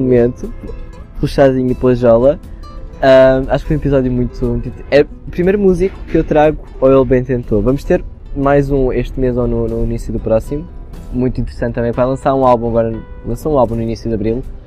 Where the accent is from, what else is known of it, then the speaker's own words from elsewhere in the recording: Portugal; also born or lived in Abrantes; now in Lisbon, Portugal; eu venho do interior de um conselho muito pequeno